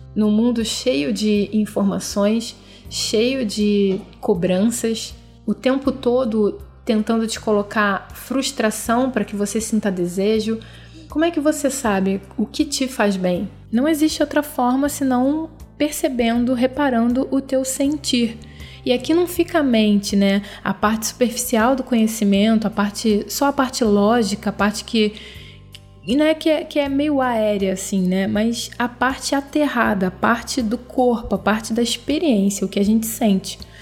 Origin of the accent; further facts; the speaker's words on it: Rio de Janeiro, Brazil; eu sou brasileira, nasci no Rio de Janeiro, nasci em 81